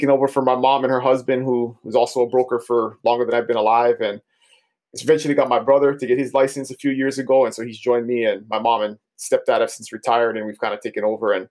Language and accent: English; Big Island of Hawaii, United States; I was born and raised on the Big Island of Hawaii